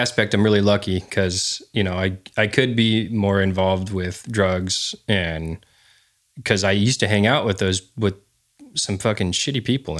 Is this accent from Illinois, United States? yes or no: no; California, United States; I was raised my young childhood. I grew up on Vandenberg